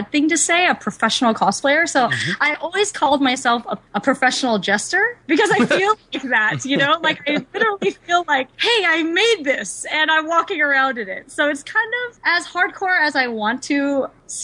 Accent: Okmulgee, Oklahoma, United States; now in California, United States; I was born in Oklahoma in a really small city called Okmulgee

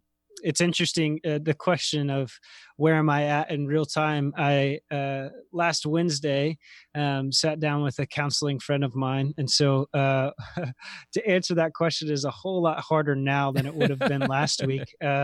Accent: Roanoke, Virginia, United States; I was living in Lynchburg and working all over. So I'm from Roanoke, Virginia originally.

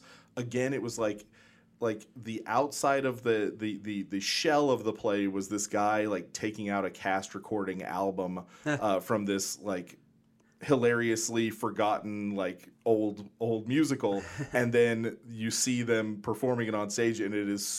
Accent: Edmond, Oklahoma, United States; growing up in Edmond, I considered the Pollard Theater to be kind of like my hometown theater.

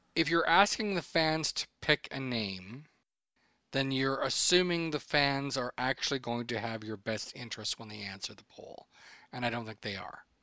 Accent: Edmonton, Alberta, Canada; also born or lived in Medicine Hat, Alberta; we moved from Medicine Hat, where I was born, up to Edmondson, where my mom's brother worked

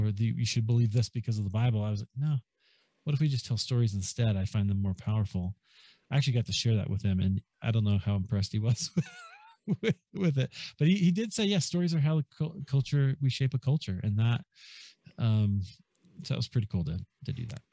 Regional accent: Des Moines, Iowa, United States; moved away as an adult; also born or lived in Chicago; I grew up in Des Moines, Iowa

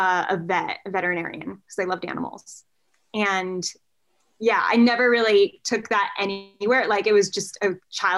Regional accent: New Jersey, United States; now in New York City, United States; I'm from New Jersey and now I live in New York

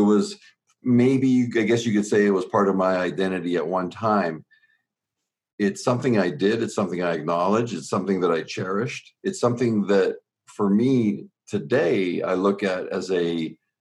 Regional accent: Southern Ontario, Canada; born and raised in Southern Ontario in Canada, we were 45 minutes from Buffalo

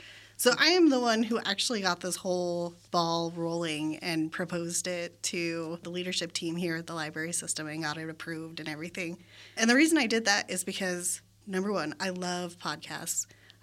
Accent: Germany; born there; I was also not born in the United States. I was born in Germany.

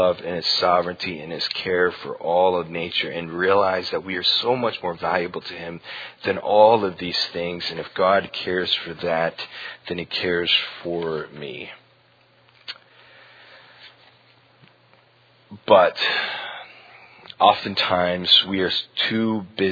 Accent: Huntsville, Alabama, United States; moved away; growing up in Huntsville in Alabama, it seemed like every other week there was a tornado siren

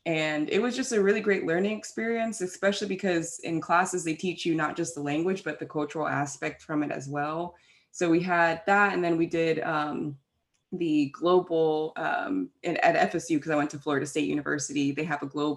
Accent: London, United Kingdom; now in United States; I actually am from England. I was actually born in Fulham, London, England.

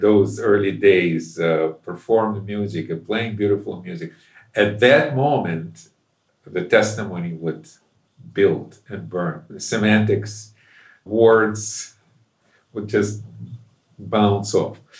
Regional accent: Ukraine; moved away as an adult; also born or lived in Moscow, Russia; now in United States; I grew up in Ukraine, which at that time was part of the Soviet Union

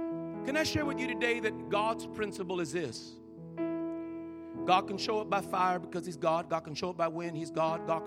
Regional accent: Colorado, United States; I'm born and raised in Colorado

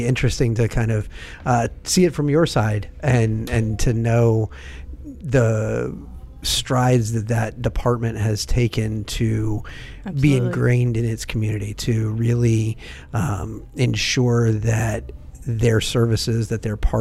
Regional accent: Pinellas County, Florida, United States; I grew up in Pinellas County

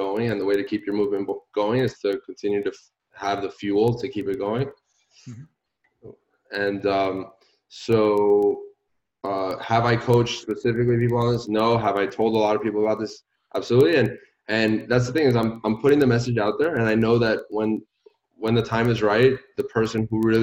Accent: Puerto Rico; moved away; I'm originally from Puerto Rico

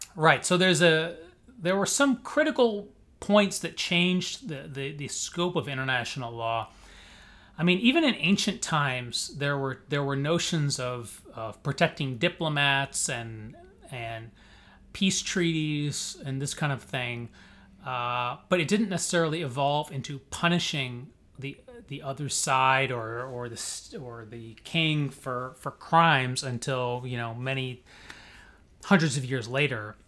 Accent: Springfield, Illinois, United States; moved away as an adult; also born or lived in Chicago suburbs, Illinois / St. Louis, Missouri / Cambridge, Massachusetts / New York; now in Miami, United States; I'm from Illinois originally, Springfield

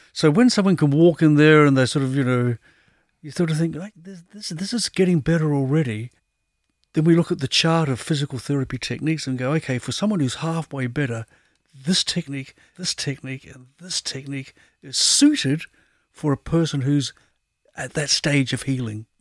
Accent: New Zealand; moved away; I was brought up in New Zealand

